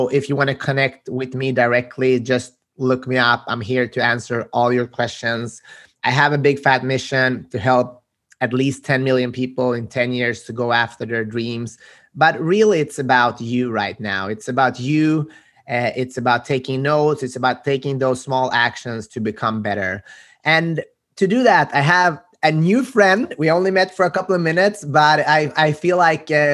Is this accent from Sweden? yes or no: yes; Sweden; My parents are Macedonian, but I was born and raised in Sweden